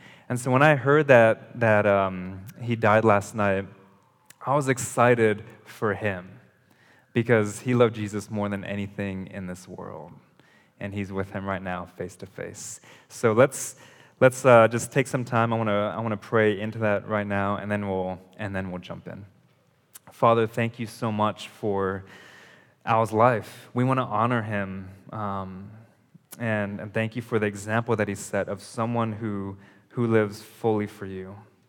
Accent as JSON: {"language": "English", "region": "California", "country": "United States", "tie": "born or raised there", "also_born_or_lived": "Ohio / Indonesia", "said": "So growing up, I lived in California. I was born in California, lived there, moved to Ohio, and then we moved to Indonesia."}